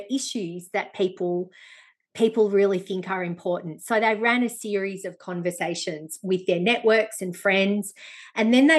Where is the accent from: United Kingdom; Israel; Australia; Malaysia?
Australia; Benalla, Victoria; I grew up in Benalla in northeast Victoria